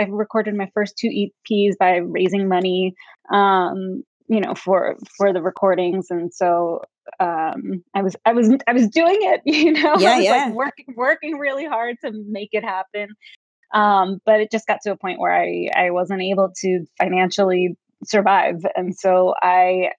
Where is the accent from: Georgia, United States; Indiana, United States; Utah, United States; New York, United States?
New York, United States; New York City; moved away as an adult; also born or lived in Florida; now in California, United States; I'm originally from New York City, born and raised